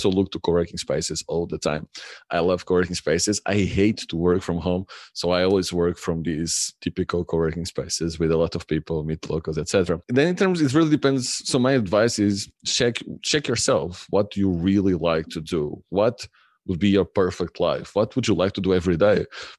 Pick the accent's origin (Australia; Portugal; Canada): Portugal; Lisbon; I grew up in Lisbon near the ocean, swimming mostly the whole year round.